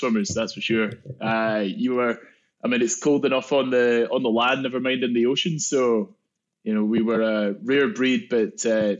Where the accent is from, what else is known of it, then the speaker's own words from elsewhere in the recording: Scotland, United Kingdom; Yeah, I think, in Scotland, golf's quite a big sport. So Dad had a golf club in my hands before I could even walk.